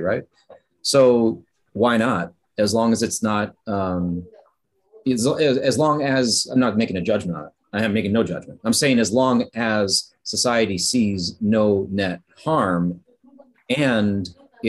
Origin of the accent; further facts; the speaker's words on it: Wisconsin, United States; moved away; I'm from Wisconsin